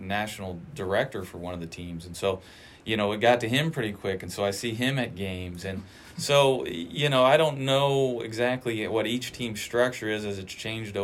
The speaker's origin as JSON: {"language": "English", "region": "Indiana", "country": "United States", "tie": "born or raised there", "moved": "as an adult", "lives_now": "Charleston, Illinois, United States", "said": "I grew up in as small a town in Indiana as it gets"}